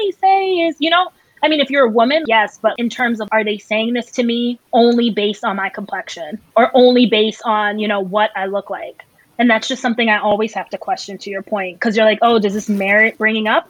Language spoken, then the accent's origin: English; Northeast, United States; I'm from the Northeast